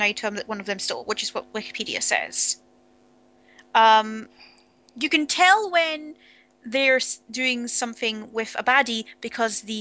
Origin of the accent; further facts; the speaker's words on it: Scotland, United Kingdom; accent: Scottish; now in Edinburgh, United Kingdom